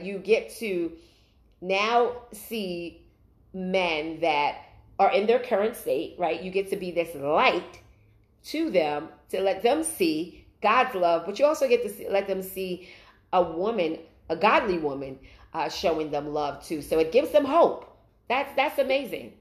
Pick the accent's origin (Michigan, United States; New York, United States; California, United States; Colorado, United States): New York, United States; Brooklyn; moved away as an adult; now in New Jersey, United States; I'm originally from Brooklyn, New York, and I now reside in New Jersey